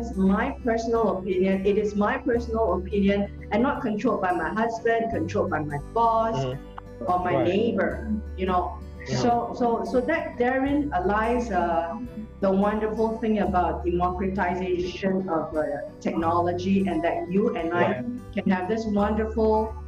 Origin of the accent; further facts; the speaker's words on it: Singapore; I'm from Singapore